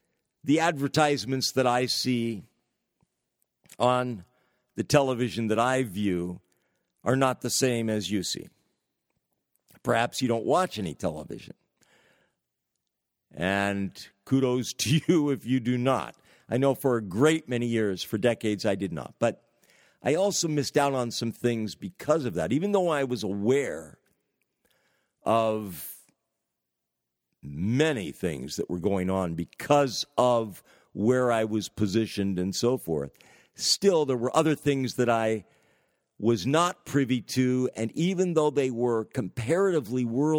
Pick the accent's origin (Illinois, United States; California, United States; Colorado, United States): California, United States; I'm originally from the San Francisco Bay Area, and I've lived in many parts of the United States of America, but currently in northern New England